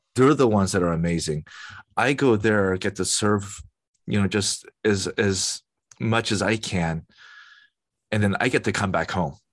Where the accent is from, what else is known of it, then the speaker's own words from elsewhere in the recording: United States; As an American, American citizen